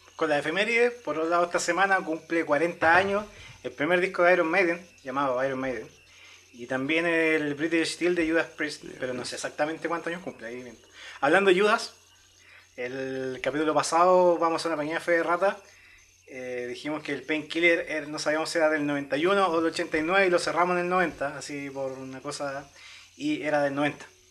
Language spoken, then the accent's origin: Spanish; Chile